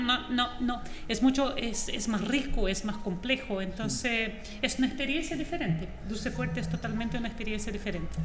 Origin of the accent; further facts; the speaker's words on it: Foz do Iguaçu, Paraná, Brazil; Spanish is a second language; moved away as an adult; also born or lived in São Paulo, Brazil; now in Chile; Yo soy de Foz de Iguazú